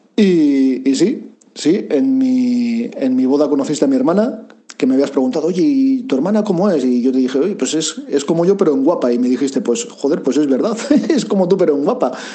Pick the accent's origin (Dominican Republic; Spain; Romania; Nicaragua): Spain; Basauri, Basque Country; yo soy un chavalito de Basauri